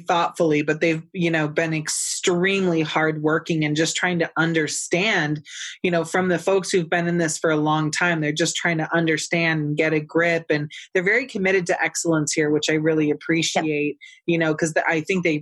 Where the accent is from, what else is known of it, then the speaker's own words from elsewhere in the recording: California, United States; moved away; I'm from California originally, so I can judge my state